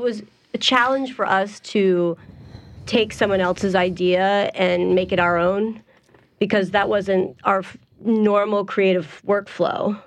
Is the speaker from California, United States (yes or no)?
no; Columbus, Ohio, United States; now in New Orleans, United States; Originally from Columbus, Ohio, and I moved here in 99.